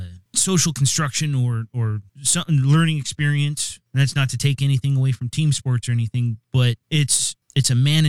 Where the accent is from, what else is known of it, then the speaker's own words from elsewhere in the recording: East Coast, United States; now in Seattle, United States; I grew up on the East Coast